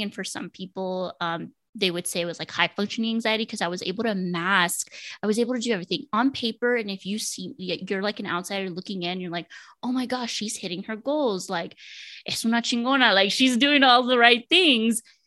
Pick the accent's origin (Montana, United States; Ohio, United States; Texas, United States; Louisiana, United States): Texas, United States; Laredo; moved away as an adult; also born or lived in Denton, Texas; now in Dallas, United States; I am from Laredo, Texas, so right on the border of Mexico. I lived most of my life with my grandparents